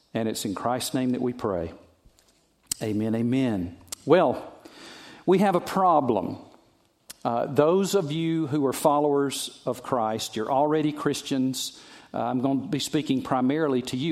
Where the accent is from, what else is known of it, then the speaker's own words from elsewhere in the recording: the South, United States; I'm from the South